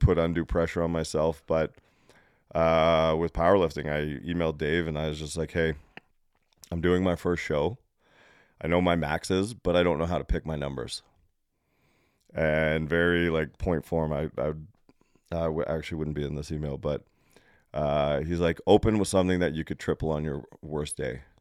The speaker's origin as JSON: {"language": "English", "country": "Canada", "said": "I come down from Canada"}